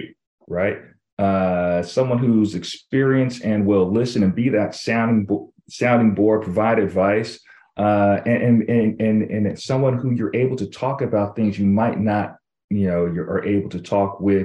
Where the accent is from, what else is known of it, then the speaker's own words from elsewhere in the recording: California, United States; moved away as an adult; now in East Coast, United States; originally from California